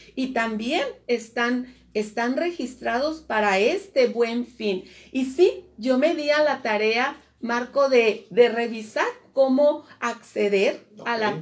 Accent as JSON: {"language": "Spanish", "country": "Mexico", "said": "como pueblo mexicano"}